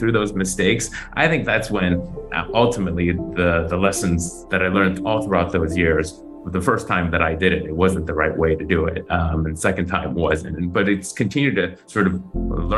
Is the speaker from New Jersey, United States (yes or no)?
no; Chicago, Illinois, United States; moved away as an adult; also born or lived in San Francisco Bay Area; now in Taiwan; growing up in the northwest suburbs of Chicago